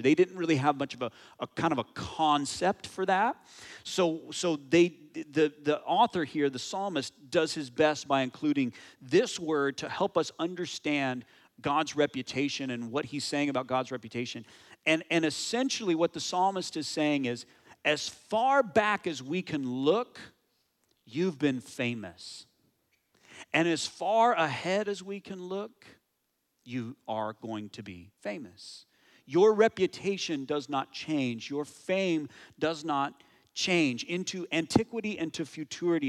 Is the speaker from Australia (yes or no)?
no; United States; moved away as an adult; now in Canada; my home country, the U S